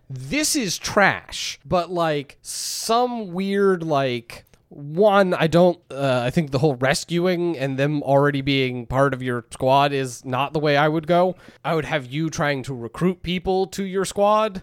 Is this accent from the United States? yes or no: yes; United States; we are American